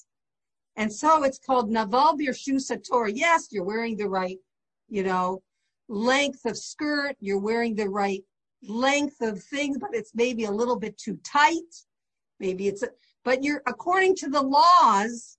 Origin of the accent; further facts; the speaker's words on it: St. Catharines, Ontario, Canada; I remember my best friend was Baptist next door growing up in St. Catharines